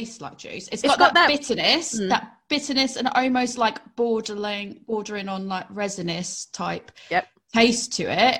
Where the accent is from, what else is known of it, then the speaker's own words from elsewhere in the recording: New England, United States; also born or lived in Finchampstead area, Berkshire; now in England, United Kingdom; being a New Englander myself